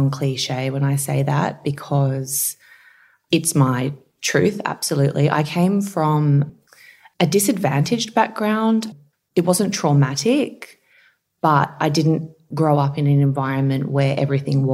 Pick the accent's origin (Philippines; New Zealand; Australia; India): Australia; Campbelltown, New South Wales; also born or lived in Narellan; I grew up in Bradbury, which is close to Campbelltown, and then we moved over to Narellan when I was just about to start year six